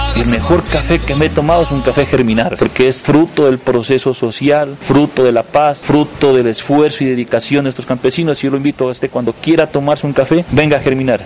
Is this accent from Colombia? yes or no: yes; San José, Nariño, Colombia; born or raised there; now in Pasto, Colombia